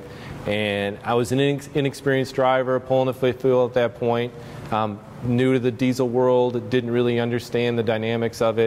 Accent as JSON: {"language": "English", "town": "Union", "region": "Illinois", "country": "United States", "tie": "born or raised there", "said": "my hometown of Union, Illinois"}